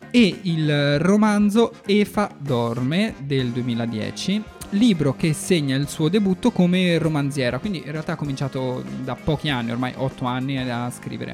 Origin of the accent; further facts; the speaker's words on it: Florence, Tuscany, Italy; io sono di Firenze